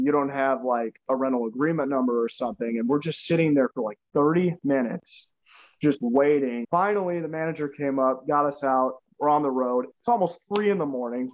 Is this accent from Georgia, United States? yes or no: no; St. Louis, Missouri, United States; we are from St. Louis, Missouri. So we're in a little town called Oakville.